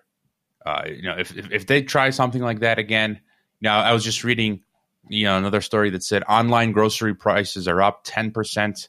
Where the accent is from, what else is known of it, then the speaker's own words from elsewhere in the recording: Chicago, Illinois, United States; I'm from Chicago